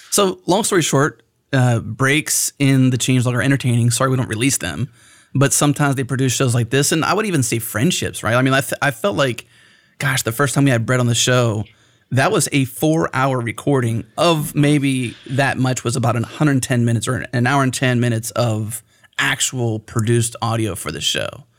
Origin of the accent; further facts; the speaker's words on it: Pennsylvania, United States; now in Texas, United States; I'm not from here. I'm from Pennsylvania